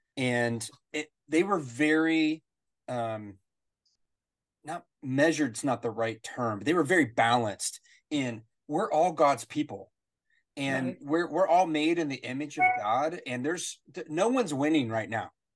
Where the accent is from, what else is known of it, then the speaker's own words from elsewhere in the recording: United States; As an American